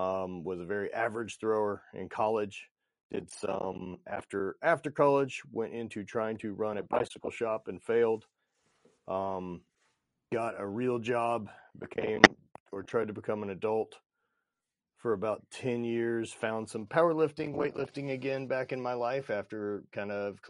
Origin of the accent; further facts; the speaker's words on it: Sulphur, Louisiana, United States; So born and raised in Sulphur, Louisiana. High school was sports. Kind of growing up, regular Southern kid life.